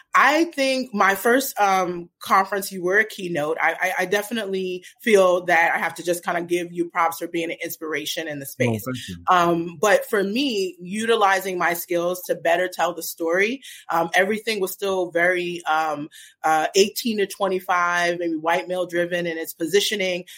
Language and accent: English; New York City, New York, United States; moved away as an adult; also born or lived in New Jersey; now in Portland, United States; I'm originally from Brooklyn, New York. Um, uh, so I grew up in Brooklyn